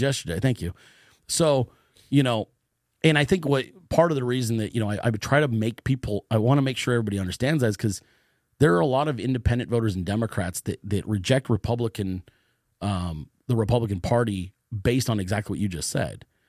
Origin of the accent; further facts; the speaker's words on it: Bay Area, Northern California, United States; I grew up in California. I'm from Northern California, the Bay Area.